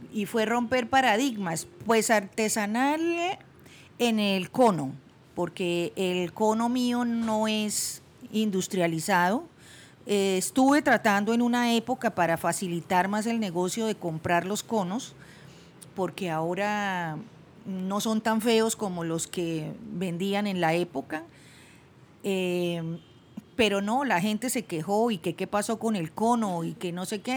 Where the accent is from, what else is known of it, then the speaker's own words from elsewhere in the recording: Bucaramanga, Santander, Colombia; moved away; also born or lived in Bogotá; devolverme a Bucaramanga, mi ciudad natal, donde estaban mis papás